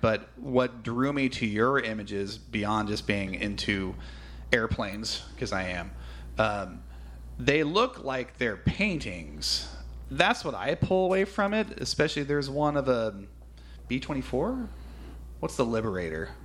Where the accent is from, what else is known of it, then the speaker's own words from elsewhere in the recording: California, United States; I'm from California